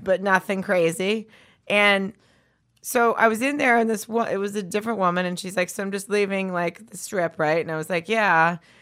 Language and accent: English; the South, United States; I'm from the South